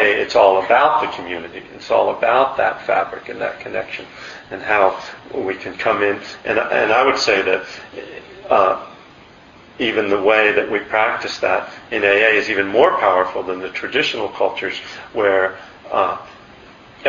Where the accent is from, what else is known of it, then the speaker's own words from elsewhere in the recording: Pennsylvania, United States; moved away; I'm from Pennsylvania, you know, and I grew up the youngest of five boys.